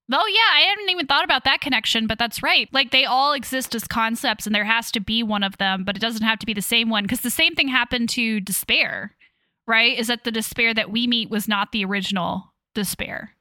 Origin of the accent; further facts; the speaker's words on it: Leavenworth, Kansas, United States; Yes, I am originally from Kansas. I grew up there